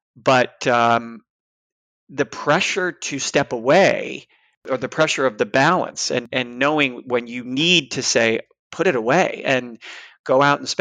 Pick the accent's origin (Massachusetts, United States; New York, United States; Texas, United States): New York, United States; also born or lived in San Francisco; now in Boston, United States; I'm from the East Coast, New York, originally